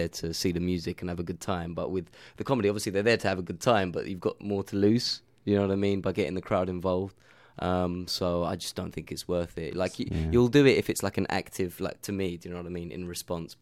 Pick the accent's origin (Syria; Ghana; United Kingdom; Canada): Syria; moved away; I'm from Syria.